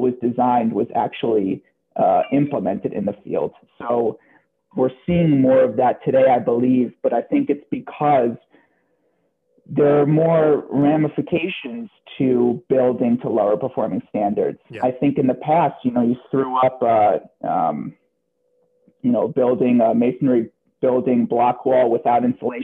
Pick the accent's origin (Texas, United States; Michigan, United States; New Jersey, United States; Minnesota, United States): New Jersey, United States; I grew up in New Jersey across the water